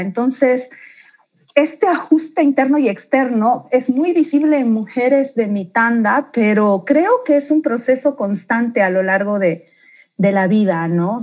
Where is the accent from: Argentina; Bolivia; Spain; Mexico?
Bolivia; Santa Cruz de la Sierra, Santa Cruz; also born or lived in Beni / La Paz; nací en el Beni, mi primera infancia la pasé en La Paz, mi acento nunca lo perdí y luego vine a terminar de criarme y a vivir y a construir mi vida en Santa Cruz.